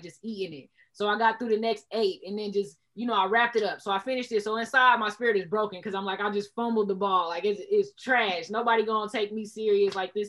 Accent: Enid, Oklahoma, United States; I rapped in Enid my whole life

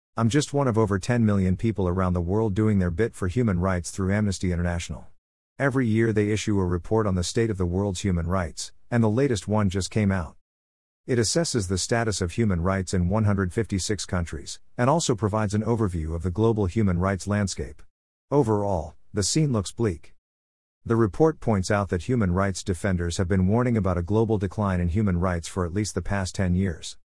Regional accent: Canada; I'm Canadian

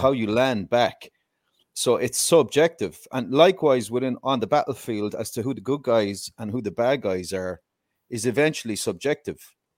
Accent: Ireland; I'm Irish, obviously

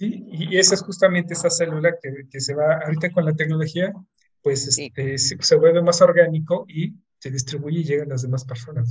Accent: Mexico; como mexicanos

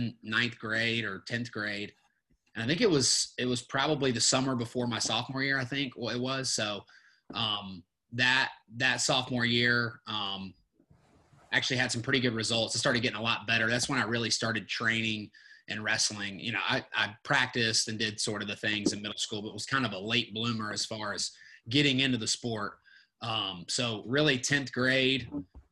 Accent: McDonough, Georgia, United States; I'm from McDonough, Georgia, just right outside of Atlanta

